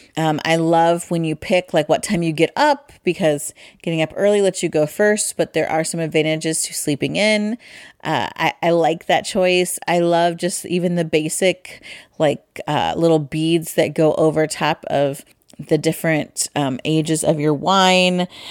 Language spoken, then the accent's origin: English; Midwest, United States; I'm from the Midwest